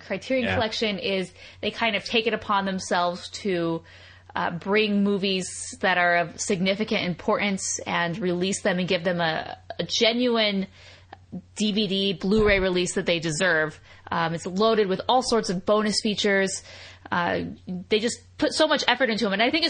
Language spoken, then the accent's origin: English; United States; I'm an American